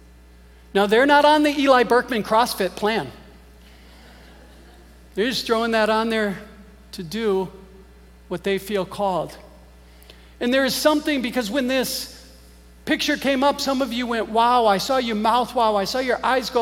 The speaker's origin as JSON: {"language": "English", "town": "Green Bay", "region": "Wisconsin", "country": "United States", "tie": "born or raised there", "moved": "yes", "said": "I grew up in Green Bay, Wisconsin"}